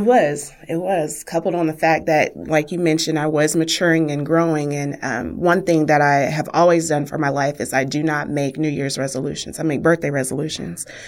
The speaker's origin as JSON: {"language": "English", "town": "Wichita", "region": "Kansas", "country": "United States", "tie": "born or raised there", "said": "I grew up in Wichita's historic African-American community"}